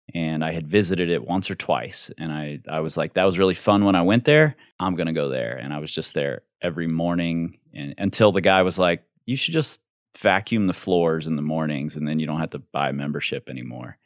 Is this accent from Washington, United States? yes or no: no; Cincinnati, Ohio, United States; I grew up in Cincinnati in a very, very white, very, very racist neighborhood